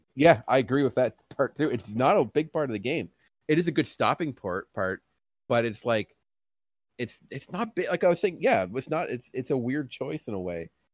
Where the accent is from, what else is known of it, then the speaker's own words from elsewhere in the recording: Canada; grew up in Canada, lives here, and, and that's my home